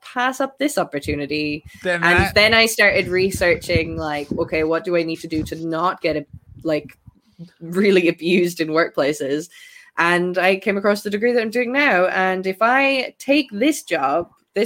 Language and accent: English; Ireland; I'm Irish